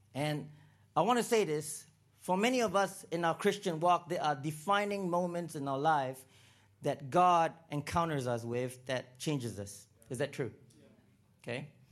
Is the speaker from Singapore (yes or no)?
yes; Singapore; also born or lived in Toronto, Canada / Vancouver, Canada / Los Angeles, United States; now in Uganda; I was born in Singapore